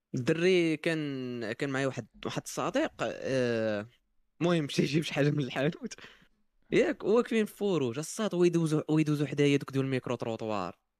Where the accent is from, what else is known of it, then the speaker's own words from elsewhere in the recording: Morocco; عندنا في المغرب